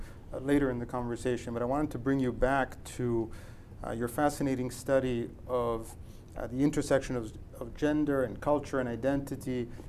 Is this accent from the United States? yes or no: no; Italy; moved away; my home country of Italy